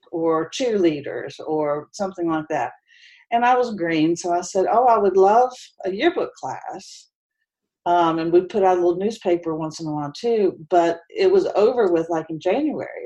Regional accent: Huntington, West Virginia, United States; moved away as an adult; now in Charlotte, United States; I grew up in Huntington, West Virginia.

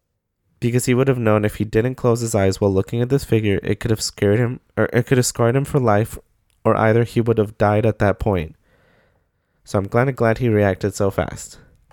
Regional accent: South Carolina, United States; I'm from South Carolina, Southern Mexican, also a Nosavo kid too.

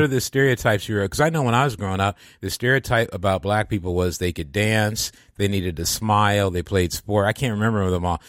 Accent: Michigan, United States; moved away; I'd gone home to my hometown in Michigan

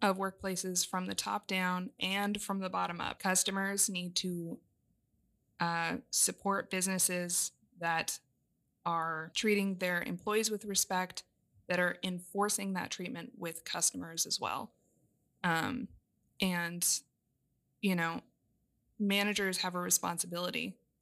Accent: Southern Arizona, United States; moved away as an adult; now in California, United States; I grew up in Southern Arizona

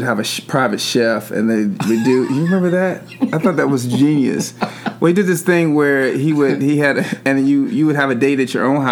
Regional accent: Atlanta, Georgia, United States; moved away as an adult; now in California, United States; I was born and raised here in Atlanta and I had never lived anywhere else

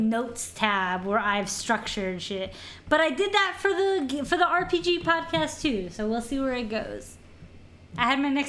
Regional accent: Canada; We're very Canadian sorry.

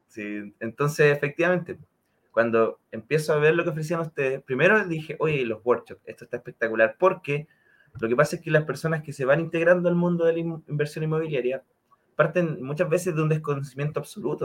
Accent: Concepción, Biobío, Chile; now in Santiago, Chile; residente en Santiago, pero originario de Concepción

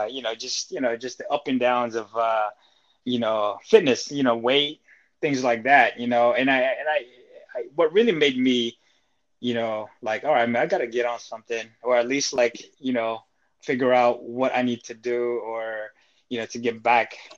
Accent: Seattle, Washington, United States; also born or lived in Philippines; I'm from Seattle. I was born in the Philippines, came here, and lived here since.

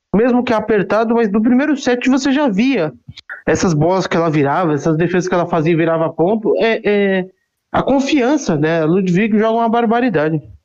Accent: Osasco, São Paulo, Brazil; eu sou de Osasco

